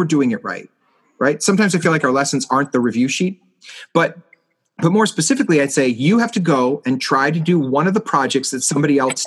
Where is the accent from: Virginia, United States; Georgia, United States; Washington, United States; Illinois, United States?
Illinois, United States; Chicago; my hometown has a beautiful art museum